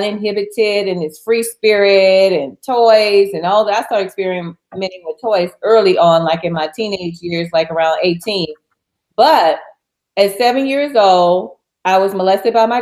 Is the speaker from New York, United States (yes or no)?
no; New Orleans, Louisiana, United States; my hometown in New Orleans